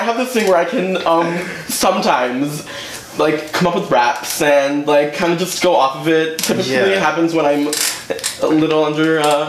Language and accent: English; Houston, Texas, United States; moved away; I'm from Houston, Texas originally